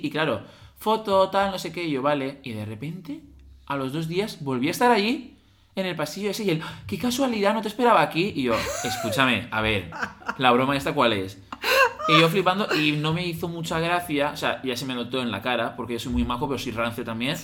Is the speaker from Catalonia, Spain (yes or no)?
no; Alzira, Valencian Community, Spain; el único hotel que había en mi pueblo, en Alcira